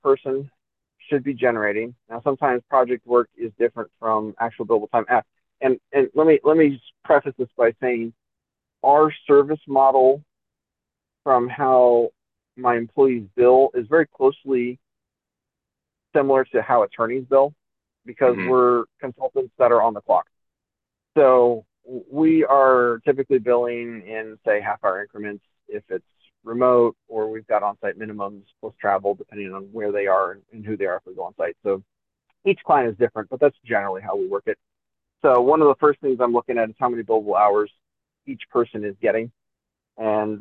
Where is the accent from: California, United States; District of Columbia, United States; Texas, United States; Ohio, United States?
California, United States; near Los Angeles; also born or lived in New York City, United States; now in Kingsport, United States; I grew up near Los Angeles.